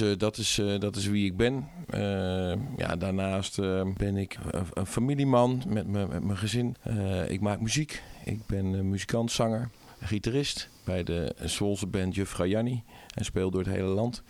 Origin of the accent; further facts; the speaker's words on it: Zwolle, Overijssel, Netherlands; ik kom uit Zwolle.